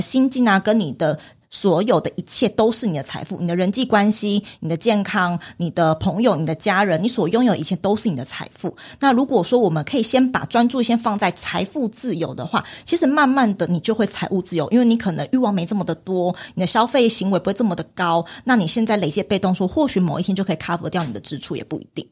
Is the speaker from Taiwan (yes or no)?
yes; Taiwan; 我们是台湾人身份